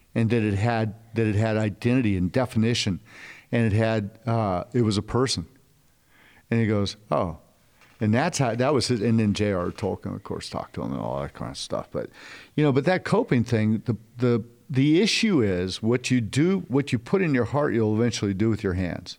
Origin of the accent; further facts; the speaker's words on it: California, United States; moved away; also born or lived in Dallas; I grew up in Cali